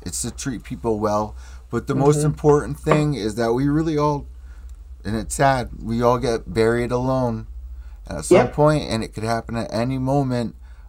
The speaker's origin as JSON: {"language": "English", "town": "New Haven", "region": "Connecticut", "country": "United States", "said": "New Haven, Connecticut. So, like, I'm like 90 minutes away from, like, New York. It's New Haven, Connecticut."}